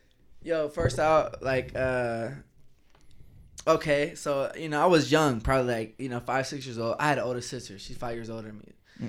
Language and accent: English; Atlanta, Georgia, United States; I was in Kansas. I'm from the Atlanta area, you know, and I'm in Kansas for 6 months.